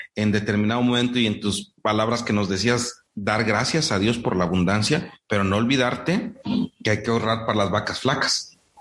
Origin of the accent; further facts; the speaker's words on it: Morelos, Mexico; para mi tierra, en, el centro de México, en Morelos